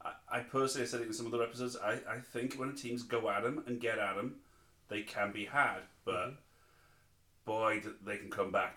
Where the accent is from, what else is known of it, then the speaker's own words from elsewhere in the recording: Barrow-in-Furness, North West England, United Kingdom; That's my League Two team, Barrow, my hometown team.